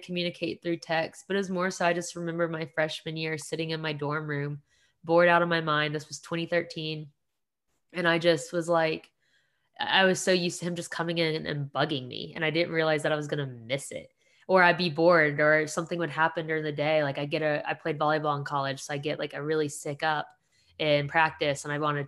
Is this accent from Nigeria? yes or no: no; Paulding County, Georgia, United States; also born or lived in Dunwoody, Georgia / East Cobb, Georgia; I grew up predominantly in Paulding County.